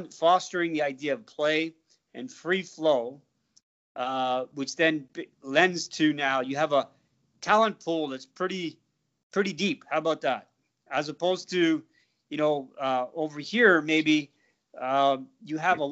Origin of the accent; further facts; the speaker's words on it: South Africa; moved away; I was brought up in South Africa